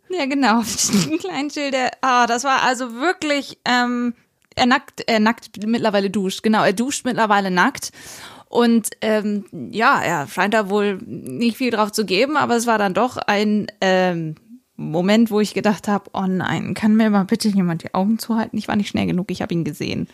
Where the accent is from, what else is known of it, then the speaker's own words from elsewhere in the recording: Regensburg, Bavaria, Germany; ich bin bei der Großmama in Regensburg aufgewachsen